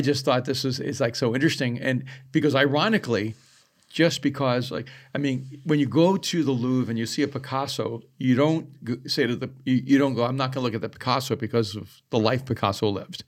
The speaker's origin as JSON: {"language": "English", "country": "El Salvador", "moved": "yes", "said": "I am an immigrant and I am from El Salvador."}